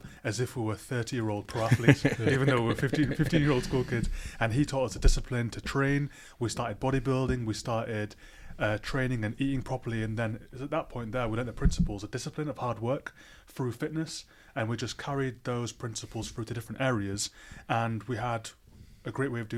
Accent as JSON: {"language": "English", "country": "Libya", "moved": "yes", "lives_now": "United Kingdom", "said": "we come from a country called Libya. It's in North Africa"}